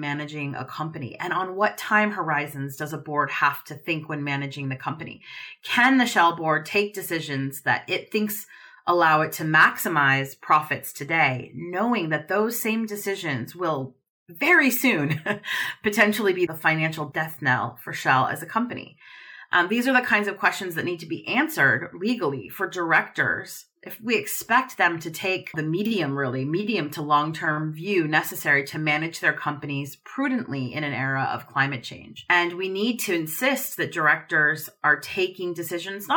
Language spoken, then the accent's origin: English; Oregon, United States; my home state of Oregon